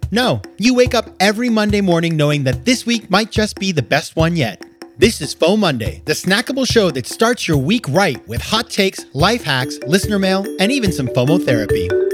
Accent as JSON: {"language": "English", "region": "New York", "country": "United States", "said": "As a New Yorker"}